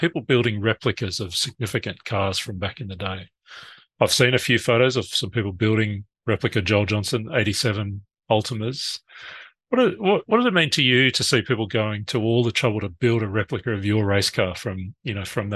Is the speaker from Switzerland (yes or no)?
no; Australia; I'm Australian.